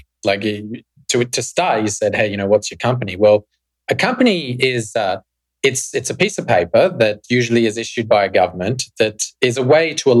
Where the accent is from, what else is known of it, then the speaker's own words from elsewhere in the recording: Australia; moved away as an adult; I grew up in Australia in the 90s